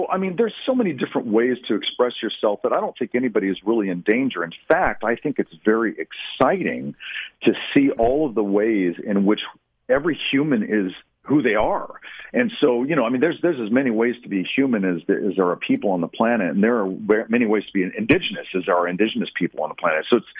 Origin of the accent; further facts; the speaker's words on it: United States; I'm an American Indian born in 1968. And so what that means, I was born into a world that was saturated with all kinds of exposure to different things, and especially in the United States. I mean, we are America.